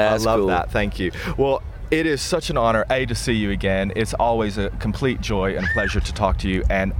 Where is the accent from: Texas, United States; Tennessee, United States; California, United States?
Tennessee, United States; Bristol; My hometown, Bristol, Tennessee, you know, very, very much an important piece of country music history.